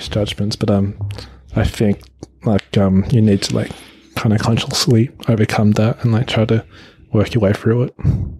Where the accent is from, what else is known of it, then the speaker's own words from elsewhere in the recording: Australia; But I think, obviously, growing up in Australia, like, you'll also be influenced by that.